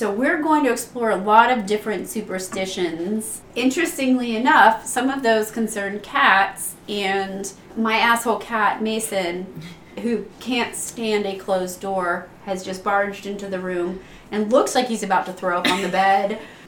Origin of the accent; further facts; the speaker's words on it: England, United Kingdom; I am, but I'm English, so right.